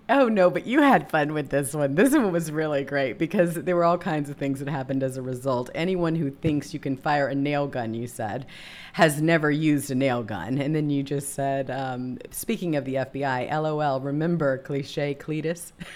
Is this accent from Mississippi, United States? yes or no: yes; Mississippi, United States; I was born and raised in Mississippi